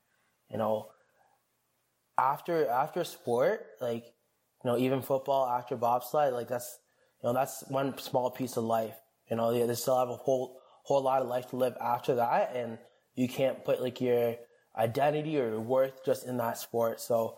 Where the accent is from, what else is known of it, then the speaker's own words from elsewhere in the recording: Jamaica; I'm gonna have I am Jamaican, so I'm gonna have oxtail and rice and peas made by my grandma.